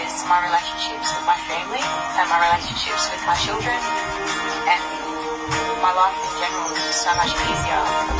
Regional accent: Sydney, New South Wales, Australia; also born or lived in Darwin; I grew up in Sydney, but I'm from Darwin and I live in Alice Springs.

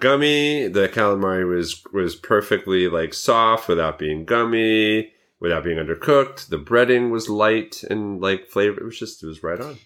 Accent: Montrose, New York, United States; it was in Montrose, New York. And I know this 'cause it's kinda my hometown.

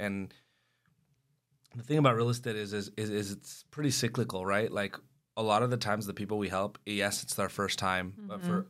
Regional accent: Escondido, California, United States; born or raised there

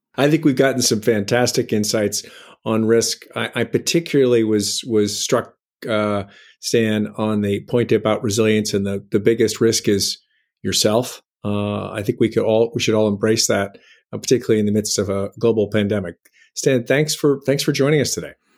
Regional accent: Boston, Massachusetts, United States; I'm from Boston

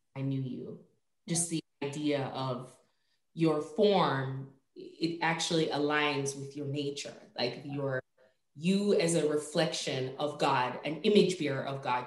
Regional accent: Jamaica; moved away; also born or lived in Virginia; I grew up in Jamaica

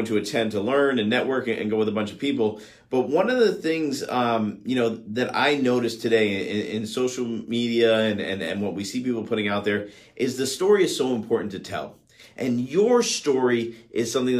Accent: Miami, Florida, United States; my hometown in Miami

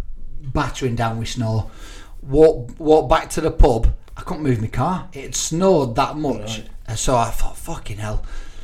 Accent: Burnley, North West England, United Kingdom; I'm from Burnley.

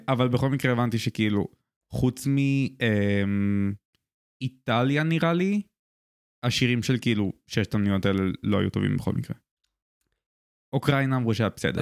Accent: Israel; אני גדלתי בבית שהוא ישראלי

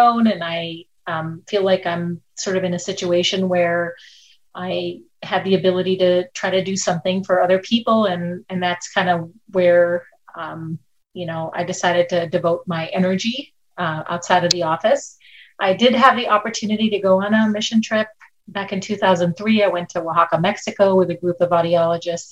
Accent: India; moved away as an adult; also born or lived in Minnesota, United States; now in Lancaster, United States; when I was 5 years old, I went to live in India with my grandparents

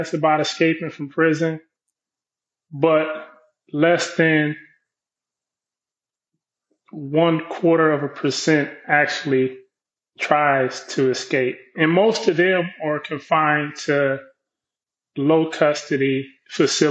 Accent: Compton, California, United States; I grew up in Compton, inner city

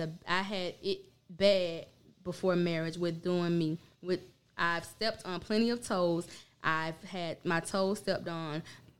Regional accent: Pahokee, Florida, United States; I'm from Pahokee.

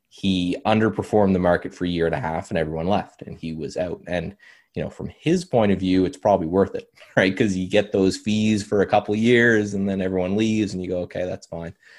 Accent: Canada; as a Canadian

